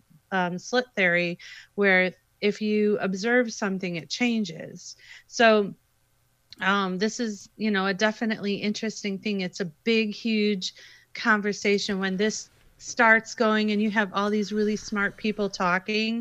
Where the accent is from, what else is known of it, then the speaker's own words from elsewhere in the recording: Chicago, Illinois, United States; I'm from Chicago